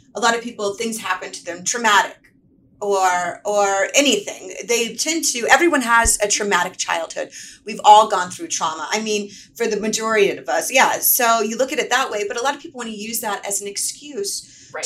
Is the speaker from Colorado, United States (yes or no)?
no; Atlanta, Georgia, United States; now in Los Angeles, United States; originally I'm from Atlanta, Georgia.